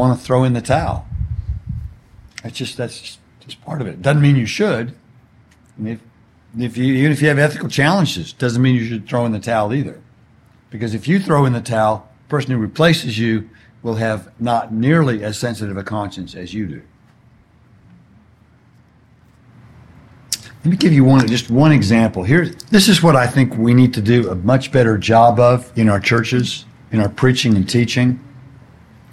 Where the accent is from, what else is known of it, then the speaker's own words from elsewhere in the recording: Houston, Texas, United States; now in California, United States; I grew up in Houston, where Enron was based